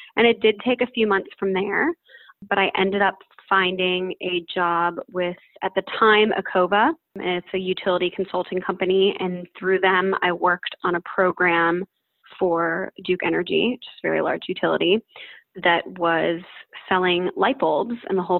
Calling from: Utrecht, Netherlands; I am 27 years old and I'm calling today from Utrecht, which is in the Netherlands.

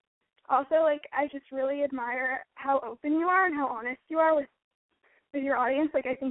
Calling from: Los Angeles, California, United States; I'm 17 and I'm calling from Los Angeles, California.

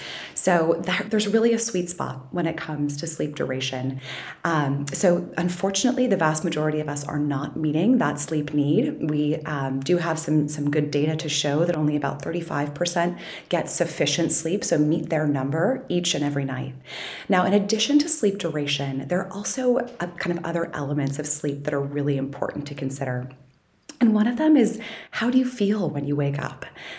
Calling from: Boston, Massachusetts, United States; I'm calling in from Boston. Also sunny, thank goodness.

